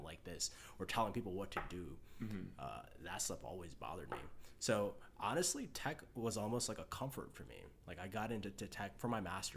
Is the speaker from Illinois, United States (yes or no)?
yes; Chicago, Illinois, United States; born and raised in Chicago